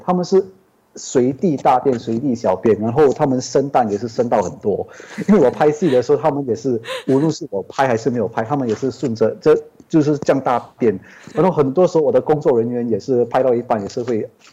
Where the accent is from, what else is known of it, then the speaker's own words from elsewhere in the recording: Singapore; 我是来自新加坡